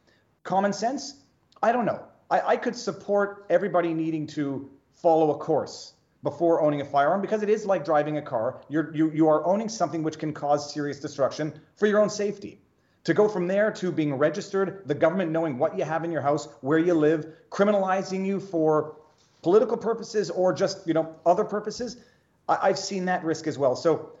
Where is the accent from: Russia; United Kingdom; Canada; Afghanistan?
Canada; moved away as an adult; now in Florida, United States; I'm from Canada. I took the firearm safety course in Canada. I'm from a country